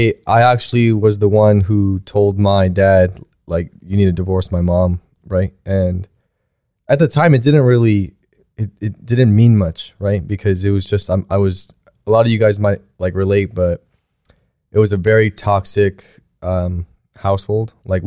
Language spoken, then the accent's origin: English; South Korea; born there; moved away; I mean, I was born in Korea, and there's a lot of the times where I was growing up